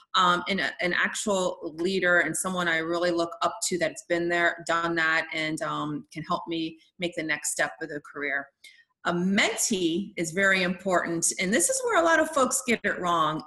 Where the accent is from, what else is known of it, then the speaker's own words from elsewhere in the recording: Washington, District of Columbia, United States; also born or lived in Italy; my family's from Italy and then Washington, D.C.